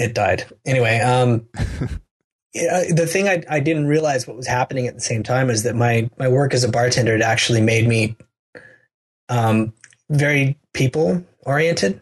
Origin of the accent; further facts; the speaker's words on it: United States; I'm an American